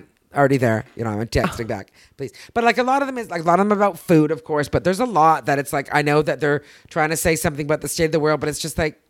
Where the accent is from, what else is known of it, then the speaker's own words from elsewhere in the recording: Canada; now in United States; I'm still Canadian, of course. Right? Yeah. And I will always be Canadian